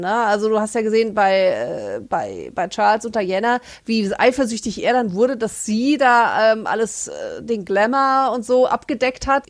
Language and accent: German; Germany; als Deutscher